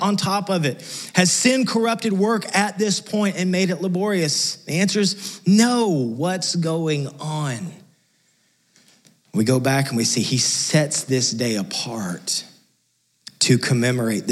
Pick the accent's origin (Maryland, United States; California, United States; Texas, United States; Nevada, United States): Texas, United States; West; moved away; I came from West Texas, which is close to literally nothing.